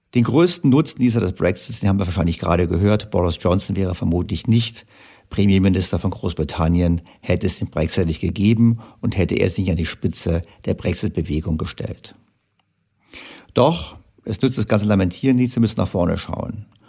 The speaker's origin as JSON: {"language": "German", "country": "Germany", "said": "für uns Deutsche"}